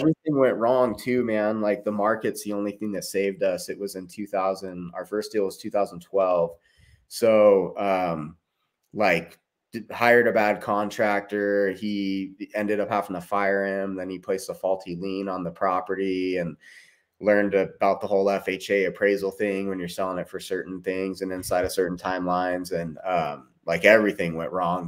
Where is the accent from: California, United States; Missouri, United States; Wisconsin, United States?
California, United States; Tehachapi; moved away as an adult; also born or lived in Bakersfield, California / Portland; now in Utah, United States; I grew up in Tehachapi.